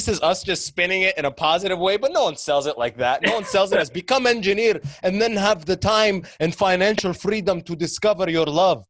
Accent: London, Ontario, Canada; also born or lived in Sudan / Detroit, United States; I was born in Sudan. I came to Canada when I was 6.

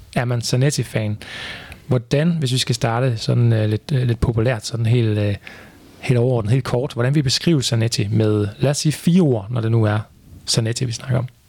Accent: Viborg, Central Denmark Region, Denmark; i Viborg, hvor jeg kommer fra

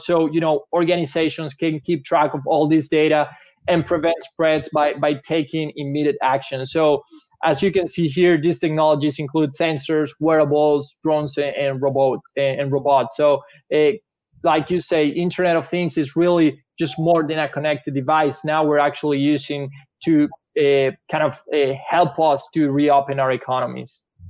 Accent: Venezuela; English is a second language; moved away as an adult; now in United States; Italian parents, but I born and raised in Venezuela. Grew up in Venezuela. Came to US a few years ago.

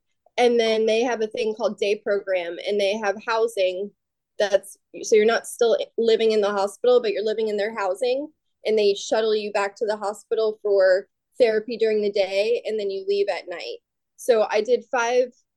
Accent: Florida, United States; I'm from Florida, close to the beach

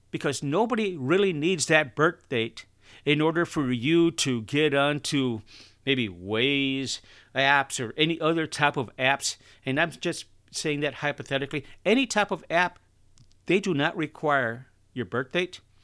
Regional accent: Chicago, Illinois, United States; I'm from Chicago

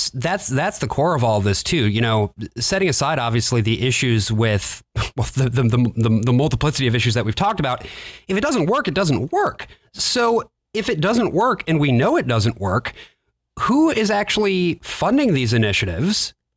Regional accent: Grand Rapids, Michigan, United States; I grew up in Grand Rapids, which is the same city that Betsy DeVos grew up in. I went to Grand Rapids Christian Schools, which are the schools that she funded. I graduated from Calvin College

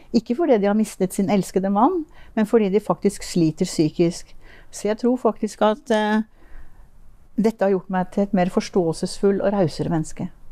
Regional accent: Finnmark, Norway; also born or lived in Tønsberg / Oslo / Lillehammer; now in Moss, Norway; Jeg er faktisk født i Tønsberg. Ja. Og jeg har bodd en viktig del av mitt liv, barndommen, i Finnmark.

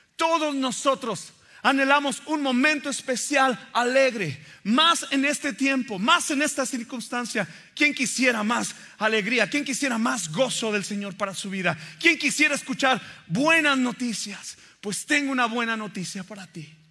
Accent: Mexico; crecí en México

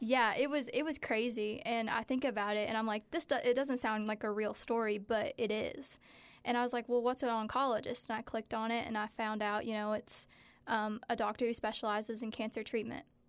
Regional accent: Stanton, Kentucky, United States; growing up in Powell County, it was definitely hard

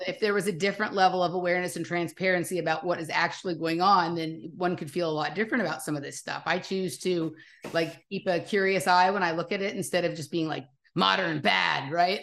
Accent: Los Angeles, California, United States; I'm from Los Angeles

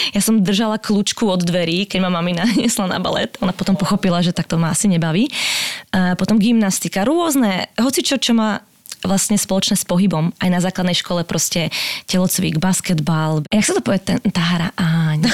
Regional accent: Slovakia; moved away as an adult; also born or lived in Prague, Czech Republic / England; now in United States; ja som vlastne z, zo Slovenska odišla, koľko som mal, no hneď po škole, nejakých 20

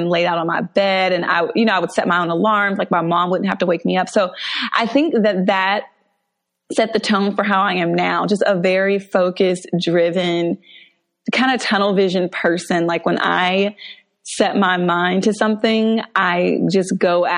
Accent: Mableton, Georgia, United States; I grew up in Atlanta, actually, in the suburbs outside of Atlanta

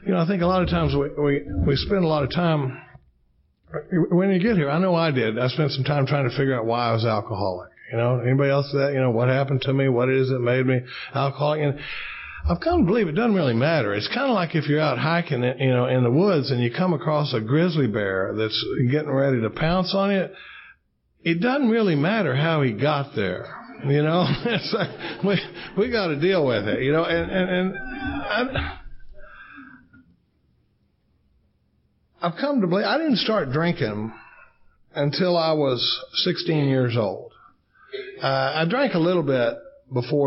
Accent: Dallas, Texas, United States; now in Austin, United States; I grew up in Dallas, Texas. We live in Austin, Texas now.

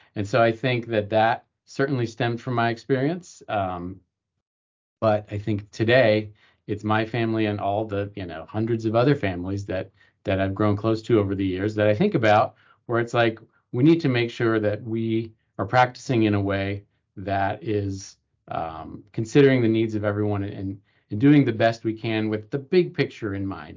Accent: East Coast, United States; moved away as an adult; also born or lived in Los Angeles, California; I grew up on the East Coast, but I decided to go to college out west

